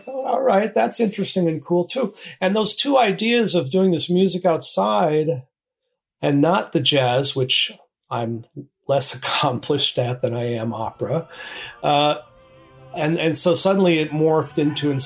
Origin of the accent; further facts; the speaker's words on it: East Coast, United States; moved away as an adult; now in Seattle, United States; I grew up on the East Coast, moved to Seattle in 1980